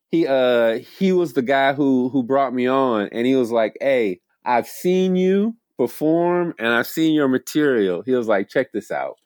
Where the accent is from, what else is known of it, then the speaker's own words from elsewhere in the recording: the South, United States; moved away as an adult; also born or lived in Kenya; now in Ithaca, United States; I'm forty-four, I grew up in the South